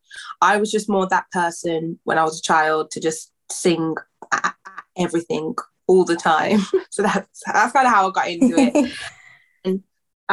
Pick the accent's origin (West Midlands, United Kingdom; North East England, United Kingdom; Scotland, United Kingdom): West Midlands, United Kingdom; Birmingham; I'm a singer from Birmingham in the UK.